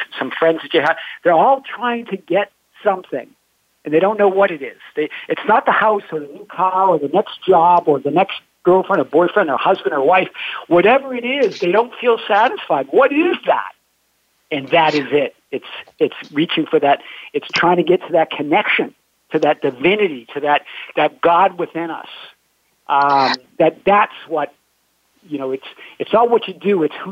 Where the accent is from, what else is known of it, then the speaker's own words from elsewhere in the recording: Boston, Massachusetts, United States; I'm from Boston, and grew from a family of seven